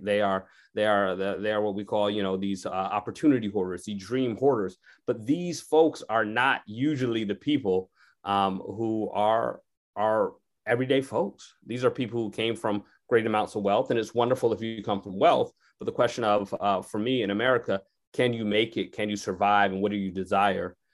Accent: Connecticut, United States; I grew up in Connecticut

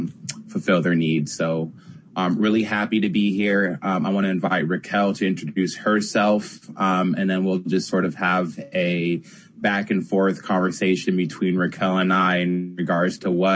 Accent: San Diego, California, United States; I'm from San Diego

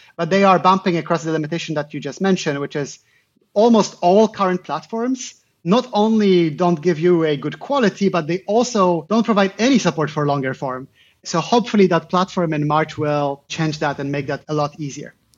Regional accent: Poland; I'm originally from Poland

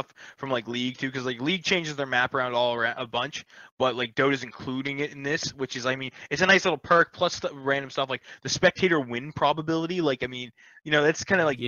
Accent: Canada; I'm Canadian

